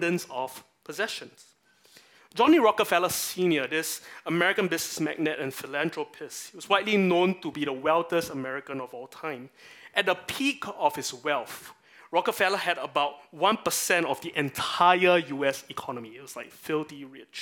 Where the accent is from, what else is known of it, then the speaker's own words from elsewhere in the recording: Singapore; part of my national identity as a Singaporean